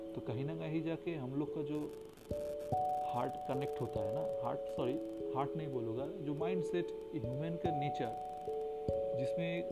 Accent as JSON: {"language": "Hindi", "region": "West Bengal", "country": "India", "said": "मैं बंगाल से हूँ"}